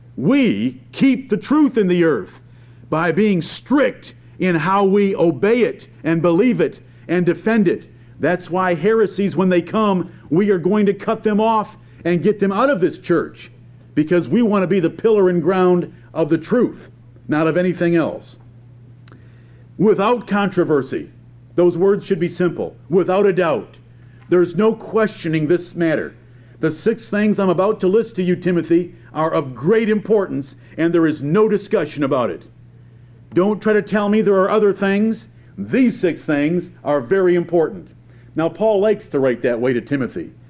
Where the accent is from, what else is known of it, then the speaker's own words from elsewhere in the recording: near Ann Arbor, Michigan, United States; I grew up near Ann Arbor, Michigan